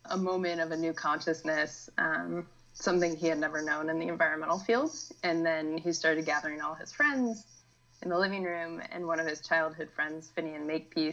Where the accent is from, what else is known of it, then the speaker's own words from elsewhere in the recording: West Virginia, United States; I grew up in West Virginia, really close to Washington, D.C.